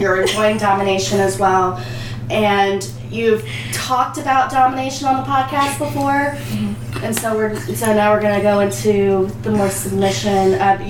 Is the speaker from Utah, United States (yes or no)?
no; Virginia, United States; Well, of course, and I'm from Virginia, so I'm like two up, two down.